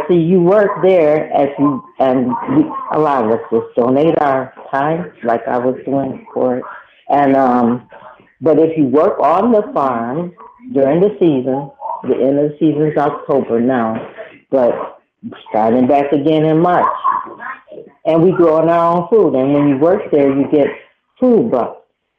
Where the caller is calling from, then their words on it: Detroit, Michigan, United States; I'm calling from Detroit, Michigan.